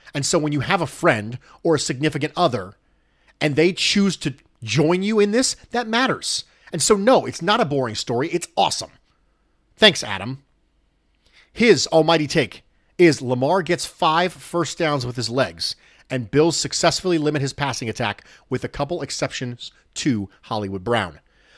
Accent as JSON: {"language": "English", "country": "Dominican Republic", "tie": "born or raised there", "said": "born and raised in the Dominican Republic."}